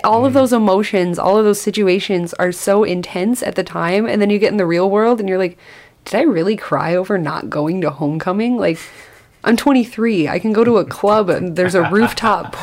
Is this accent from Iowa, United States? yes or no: yes; Forest City, Iowa, United States; now in Mason City, United States; I'm from Forest City, which is tiny little town where they built RVs, like Winnebago Industries was created there